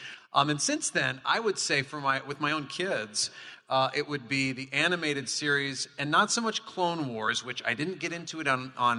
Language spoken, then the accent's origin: English; Southern California, United States; I was born in Southern California. My dad worked for Disney.